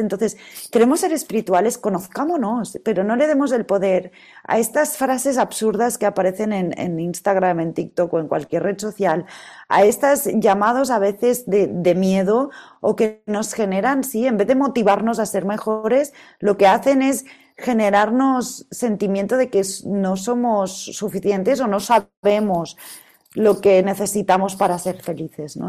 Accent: Catalonia, Spain; yo soy catalana y en mi tierra se come súper bien

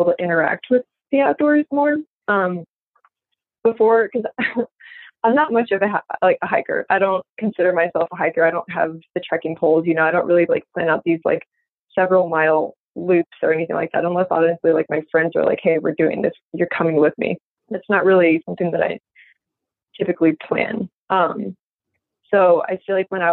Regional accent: Midwest, United States; moved away; also born or lived in Florida; growing up in the Midwest

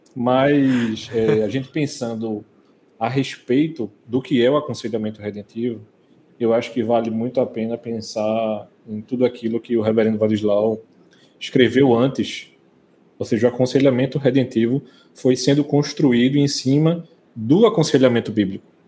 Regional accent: Brazil; a gente, como brasileiro

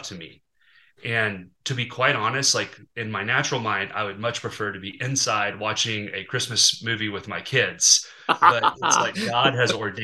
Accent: Arkansas, United States; I grew up kayaking on the Mulberry River in Arkansas

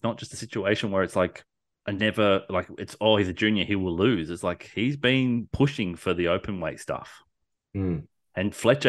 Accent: Australia

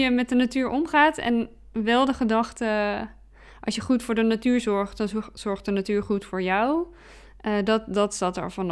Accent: Bergen op Zoom, North Brabant, Netherlands; born there; now in Breda, Netherlands; Ik ben nog 38 en ik ben geboren in Berg op Zoom. Nu dan in Breda. Ik ben wel echt een West-Brabantse.

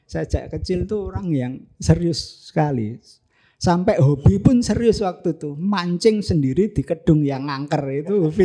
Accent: Ungaran, Central Java, Indonesia; born there; saya lahir di Ungaran tapi leluhur saya dari ibu itu dari Imbluro

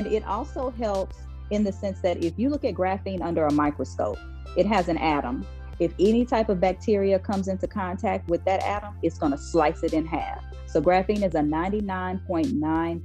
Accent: Oklahoma, United States; I'm from Oklahoma, born and raised.

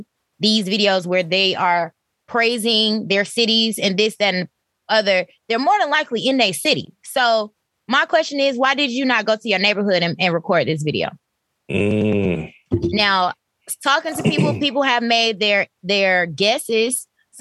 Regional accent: Fairburn, Georgia, United States; me being a Georgia native, Metro Atlanta native, the only time I use Atlanta as a reference of where I'm from is when I'm speaking to people who are not from Georgia.

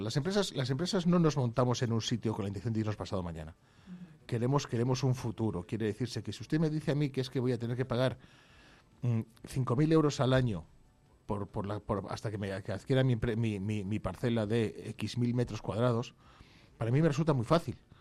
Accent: Vallejo de Orbó, Castile and León, Spain; tengo la suerte de que se nombra a mi pueblo en el himno

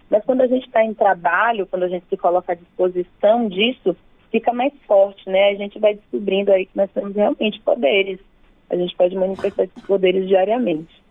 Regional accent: Bahia, Brazil; moved away as an adult; now in São Paulo, Brazil; eu nasci na Bahia, né? E me mudei para São Paulo já faz alguns anos, mas a minha relação, minhas todas as minhas referências principais estão na Bahia

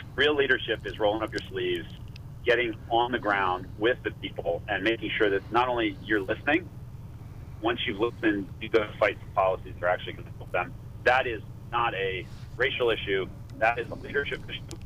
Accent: Berks County, Pennsylvania, United States; also born or lived in Montgomery County, Pennsylvania; born and raised in Berks County

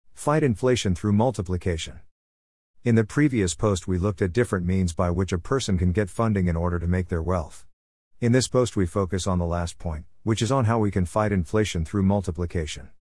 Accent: Nigeria; moved away; growing up in Nigeria, we had what we then called the Abelabo tree

